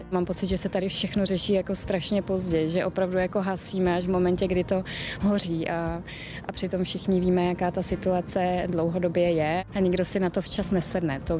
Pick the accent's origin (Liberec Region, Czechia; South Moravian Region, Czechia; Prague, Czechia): South Moravian Region, Czechia; Já jsem z Jižní Moravy a my pro tady ty jadrné výrazy nechodíme úplně e, daleko.